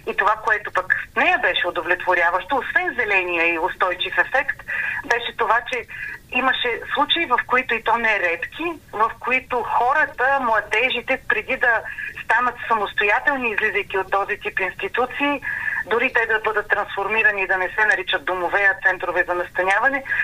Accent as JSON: {"language": "Bulgarian", "town": "Plovdiv", "region": "Plovdiv Province", "country": "Bulgaria", "moved": "as an adult", "lives_now": "Sofia, Bulgaria", "said": "столичанка в повече, аз съм от Пловдив и живея вече 16 години и повече в София."}